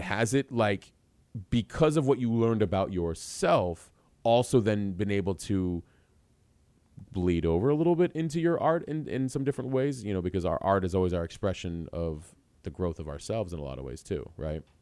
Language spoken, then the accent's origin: English; Tucson, Arizona, United States; also born or lived in New York; I actually spent, uh, high school and college years in Tucson, originally